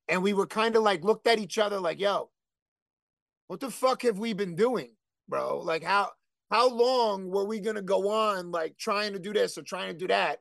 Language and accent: English; Elizabeth, New Jersey, United States; also born or lived in Bayway, Elizabeth, New Jersey; I was born in Elizabeth General, which is no longer there. And then we moved to Bay Way